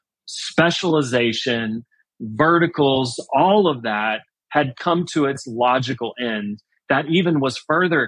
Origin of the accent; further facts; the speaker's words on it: Houston, Texas, United States; I'm from Houston, I grew up in Houston